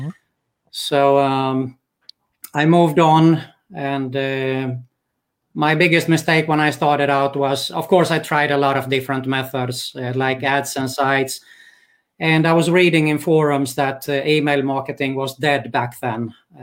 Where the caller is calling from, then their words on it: Greece; English is a second language; also born or lived in Sweden; Okay, I'm calling from Greece, in Europe.